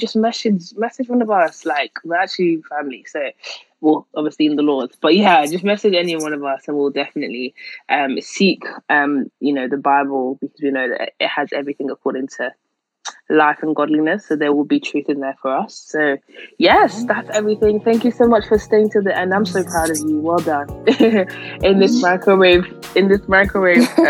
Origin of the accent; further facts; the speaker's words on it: Manchester, North West England, United Kingdom; accent: Manchester; my Manchester accent